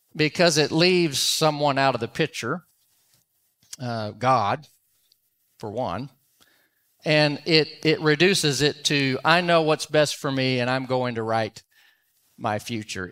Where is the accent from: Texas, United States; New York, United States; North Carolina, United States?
Texas, United States; Dallas; I'm from Dallas, Fort Worth